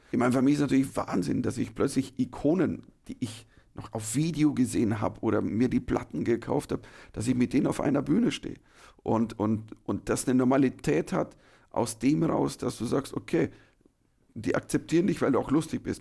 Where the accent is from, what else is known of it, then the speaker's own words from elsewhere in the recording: Germany; Ich war der erste Deutsche ever